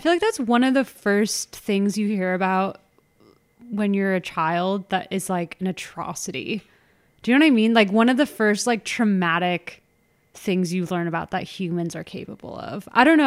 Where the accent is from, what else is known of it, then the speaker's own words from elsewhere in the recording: Orange County, California, United States; We grew up in Orange County.